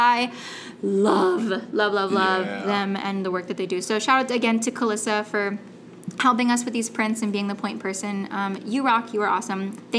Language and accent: English; West Coast, United States; Again, look, I'm from the West Coast, right? Like, it's hot out there, but humidity...